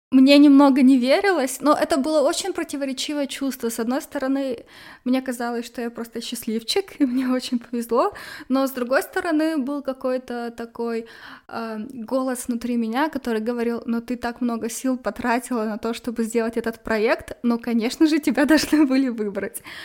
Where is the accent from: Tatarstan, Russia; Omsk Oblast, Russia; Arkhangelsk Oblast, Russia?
Arkhangelsk Oblast, Russia; Arkhangelsk; в Архангельске, откуда я родом